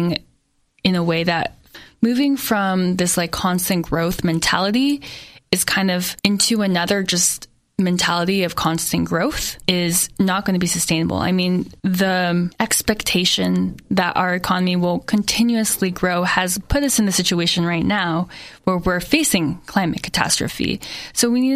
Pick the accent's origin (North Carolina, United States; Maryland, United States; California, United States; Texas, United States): California, United States; Saratoga; moved away as an adult; also born or lived in New York; growing up in Saratoga